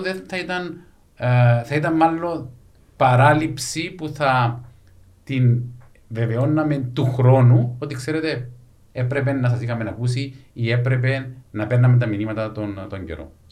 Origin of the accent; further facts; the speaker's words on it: Larnaca, Larnaca District, Cyprus; γεννήθηκα μεγάλο σε Λάρνακα